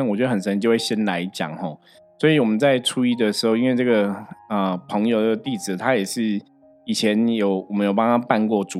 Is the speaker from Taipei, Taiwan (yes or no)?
yes; Shilin, Taipei, Taiwan; 就是因为我们在士林嘛，哈，我们的老家就我我我祖母他们住士林，我爸也是士林